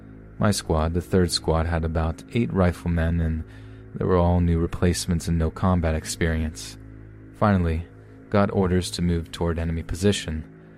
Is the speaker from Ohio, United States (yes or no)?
no; Astoria, New York, United States; I was born and raised in Historia, Long Island City, New York.